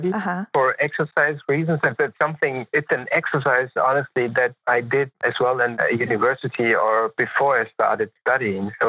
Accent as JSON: {"language": "English", "town": "Munich", "region": "Bavaria", "country": "Germany", "tie": "born or raised there", "also_born_or_lived": "Los Angeles, United States", "said": "I was born in Munich and I grew up in Munich, partially in Munich."}